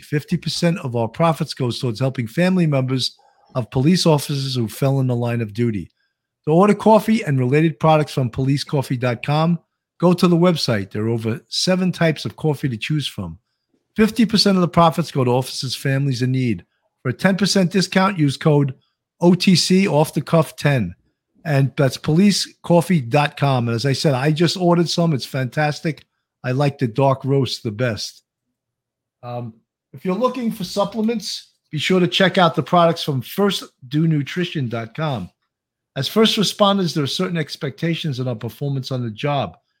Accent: New York, United States; accent: New York; my New York accent

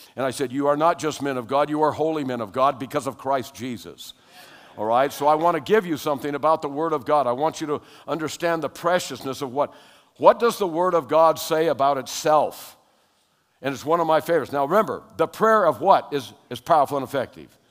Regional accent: Hawaii, United States; also born or lived in California; I was born in California, but when I was eight, we moved to Hawaii. And so I was raised in Hawaii

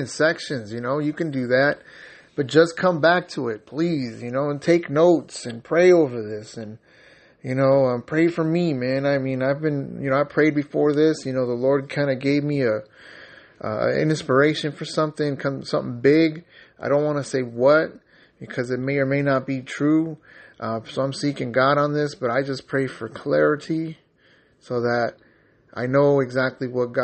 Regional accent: San Diego, California, United States; moved away; I'm originally from San Diego, California

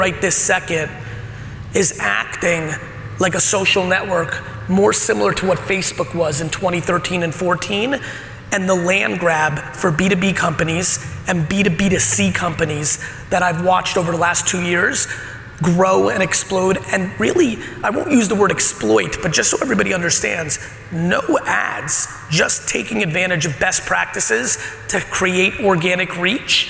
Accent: Edison, New Jersey, United States; born or raised there; also born or lived in Soviet Union / Queens, New York

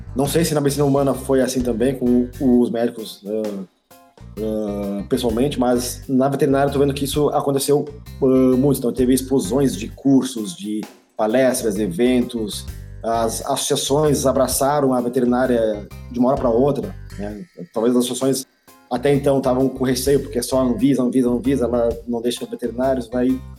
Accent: Pernambuco, Brazil; moved away as an adult; now in Curitibanos, Brazil; eu sou pernambucano

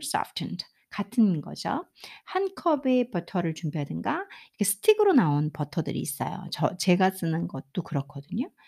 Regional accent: South Korea; 저는 이제 한국 사람이니까

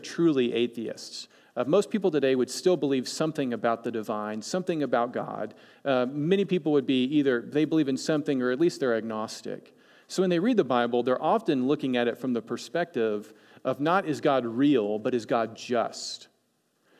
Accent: East Coast, United States; moved away; I'm from the East Coast, right? I'm from the other side of America

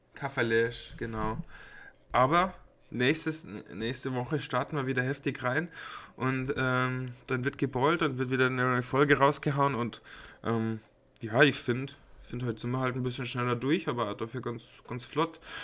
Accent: Passau, Bavaria, Germany; moved away; bei uns in Passau, also damals, wo ich auch noch in Passau gelebt habe

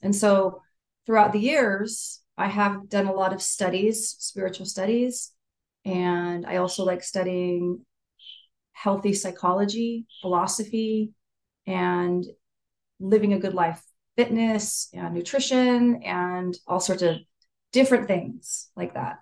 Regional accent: Saratoga, California, United States; I'm from California. I'm from an area called Silicon Valley or the Bay Area um, near San Jose, which is, but the actual town is Saratoga, near the hills

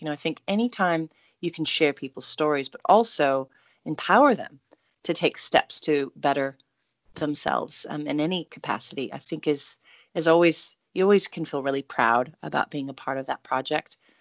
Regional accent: Oregon, United States; growing up in Oregon with great parents

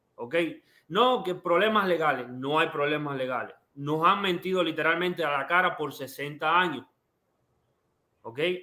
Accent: Cuba; now in United States; yo quiero volver a Cuba porque yo nací en Cuba

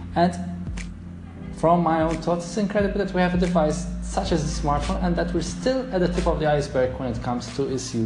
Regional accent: Malta; my home country, Malta.

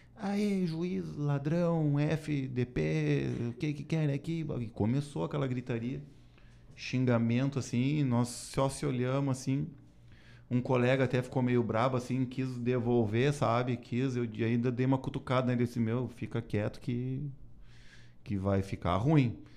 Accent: Gaúcho, Rio Grande do Sul, Brazil; eu sou gaúcho

